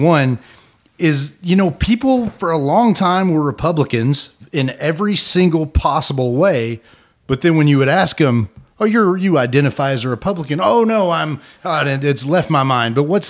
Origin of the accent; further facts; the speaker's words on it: the South, United States; accent: Southern; I've worked for a long time about not really having as much of a Southern accent, but the pandemic blew it